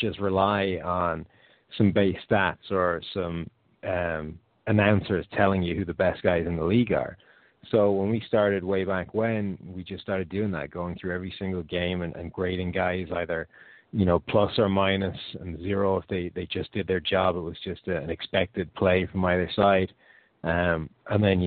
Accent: Ireland; I'm from Ireland, which is a little bit different, close to the UK

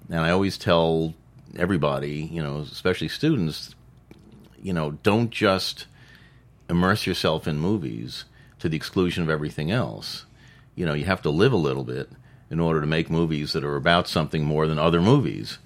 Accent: New York, United States; I grew up in New York

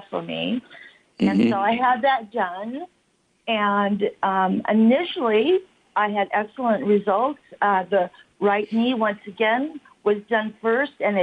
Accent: California, United States; also born or lived in Washington State / Chula Vista / Santa Monica; now in Redlands, United States; I was born up in Washington State, and then I moved to California when I was about 7, and I've been in Chula Vista, Santa Monica, and now the Redlands is in the Inland Empire

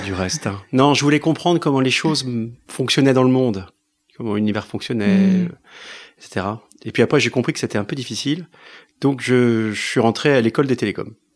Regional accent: France; la France, c'est c'est là où j'ai reçu mon éducation, c'est ma culture

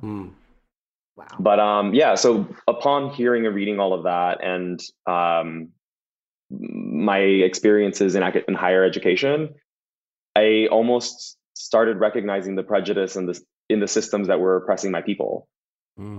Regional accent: Los Angeles, California, United States; also born or lived in Boyle Heights, Los Angeles / West Covina, California; now in West Hollywood, United States; I was born in Boyle Heights, which is uh, the city that Vida takes in, uh, and then I grew up in East LA and West Covina, and now I'm currently in West Hollywood

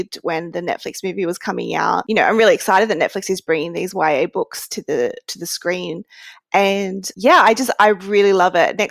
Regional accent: Australia; I, as an Australian

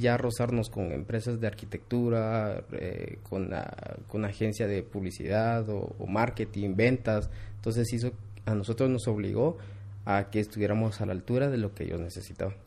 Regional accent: Quetzaltenango, Guatemala; regresé a Shela, yo soy de Shela

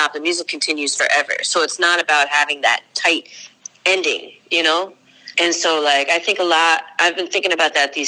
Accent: Long Island, New York, United States; moved away; also born or lived in Chicago / Boston; I was born on Long Island

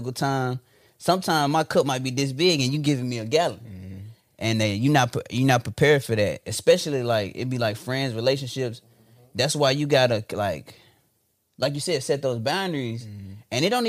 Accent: Memphis, Tennessee, United States; nah, I'm from Whitehaven, the heart of Memphis.

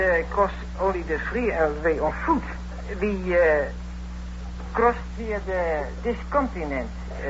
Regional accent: Nunspeet, Gelderland, Netherlands; moved away; also born or lived in The Hague; Well, I'm from Nunspeet. It was about this size.

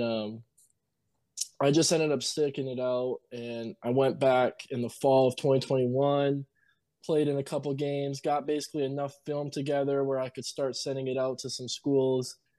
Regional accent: Marquette, Michigan, United States; also born or lived in Iron Mountain, Michigan; now in New Mexico, United States; I was born in Marquette, me and my brother

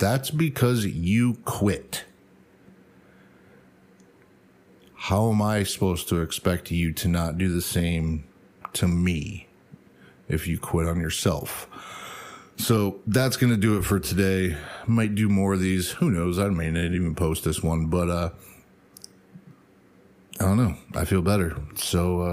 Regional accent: United States; I'm American

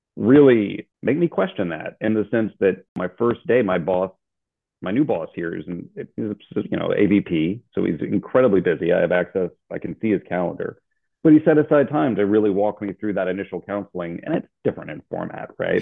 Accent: Louisiana, United States; moved away as an adult; also born or lived in Alabama / Hawaii; now in San Antonio, United States; I'm originally from Louisiana, but I was looking forward to getting out of the state

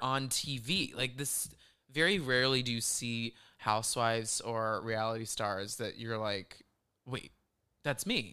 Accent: the South, United States; born or raised there

